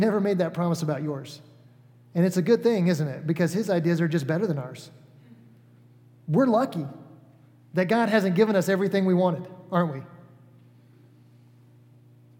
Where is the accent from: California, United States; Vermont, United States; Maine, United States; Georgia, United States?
Georgia, United States; Atlanta; moved away as an adult; now in Cicero, Indiana, United States; I'm from the South. I grew up in Atlanta, Georgia, for the most part